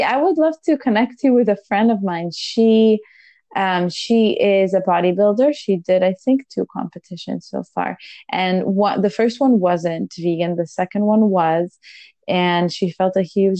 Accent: Israel; moved away; We're originally from Israel.

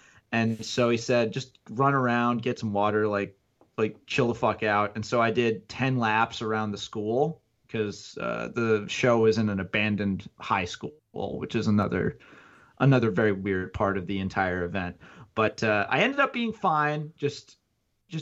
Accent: United States; moved away as an adult; also born or lived in New Jersey / Connecticut; now in Buffalo, United States; I was born in Jersey, moved to Connecticut, spent most of my life in between there and Jersey

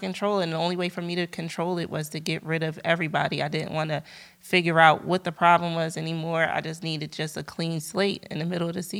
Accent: Montbrison, Auvergne-Rhône-Alpes, France; born there; That's how I was born in France, because he was playing overseas.

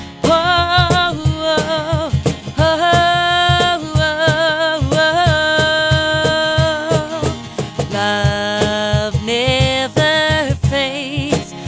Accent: Londonderry, New Hampshire, United States; Me and my hometown do not have a good relationship. We don't. Who's your hometown? Londonderry.

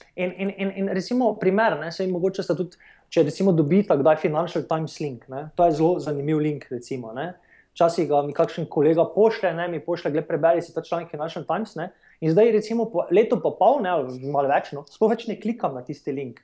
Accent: Maribor, Drava, Slovenia; moved away as an adult; also born or lived in New York / San Francisco; jaz sem sicer slovenec, sem iz Maribora

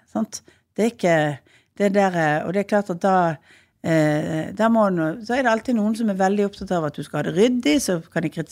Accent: Western Norway, Norway; Som vestlending så er vi utover

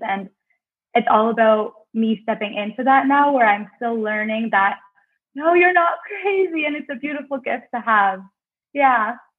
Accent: Cornwall, Ontario, Canada; moved away as an adult; to get out of Cornwall, my hometown.

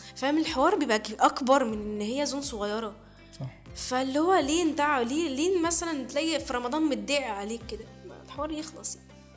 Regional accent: Egypt; احنا مصريين

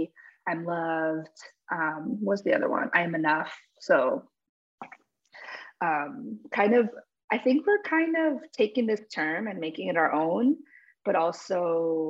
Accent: New Jersey, United States; I was born in New Jersey. So I call myself Amerihuaya, Paraguayan American. And growing up, I grew up around other Amerihuayos

